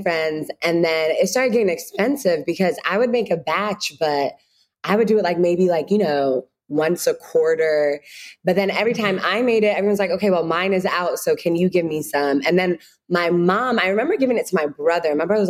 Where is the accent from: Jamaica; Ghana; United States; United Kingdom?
Ghana; I'm Ghanaian, they're Ghanaian.